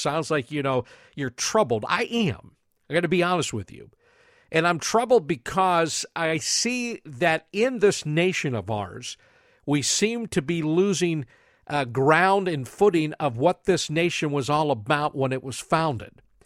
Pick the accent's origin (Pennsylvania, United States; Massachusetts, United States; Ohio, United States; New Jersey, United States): Pennsylvania, United States; New Castle; moved away; I come from a small city called Newcastle, Pennsylvania, and every time I go back there, I go back home.